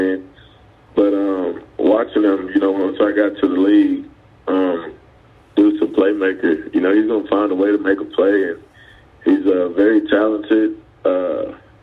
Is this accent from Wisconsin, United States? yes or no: no; Stamford, Texas, United States; growing up in Stanford, Texas, which is only 2.5 hours from Dallas.